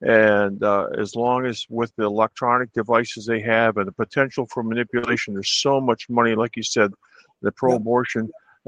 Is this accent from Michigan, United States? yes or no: yes; Michigan, United States; I'm from Michigan